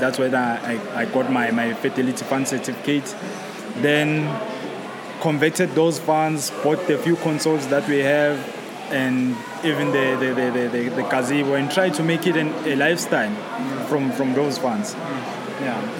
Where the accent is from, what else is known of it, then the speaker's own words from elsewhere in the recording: Soweto, Gauteng, South Africa; now we are here in Maverick, it's in Rivonia, we're from Soweto.